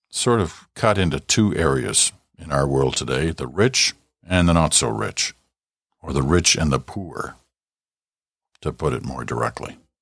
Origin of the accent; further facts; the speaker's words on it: Ottawa, Ontario, Canada; also born or lived in Britain; we'd come over from Britain in the mid nineteen fifties, in my early days growing up in Ottawa